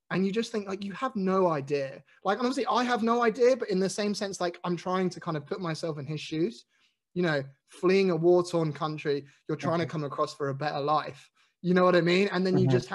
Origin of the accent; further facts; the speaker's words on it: United Kingdom; I'm white and I'm British and I'm probably middle class.